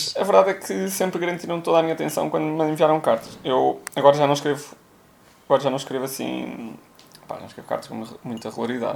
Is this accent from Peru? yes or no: no; Viseu, Portugal; also born or lived in Coimbra, Portugal; now in Lisbon, Portugal; venho diretamente de Viseu